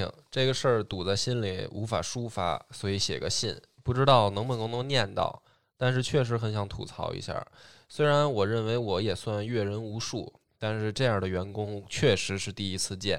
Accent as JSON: {"language": "Chinese", "region": "northern China", "country": "China", "said": "当时团队刚刚起步，我作为一个北方人，其实希望能够把团队拉拢在一起"}